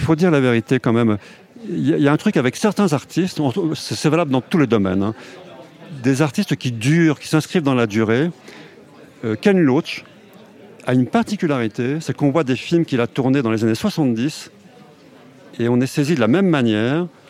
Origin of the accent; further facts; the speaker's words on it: Haute-Savoie, Auvergne-Rhône-Alpes, France; also born or lived in Paris; je suis né en Haute-Savoie et je vis dans la montagne